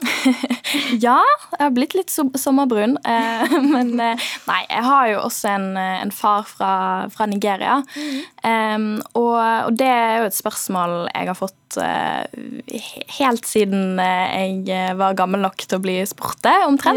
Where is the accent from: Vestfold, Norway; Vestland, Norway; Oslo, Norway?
Vestland, Norway; Bergen; accent: Bergen dialect; Fordi jeg er bergenser.